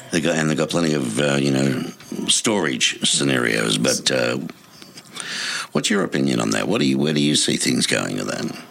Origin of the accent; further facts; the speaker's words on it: Melbourne, Victoria, Australia; now in Tucson, United States; my hometown, Melbourne, Australia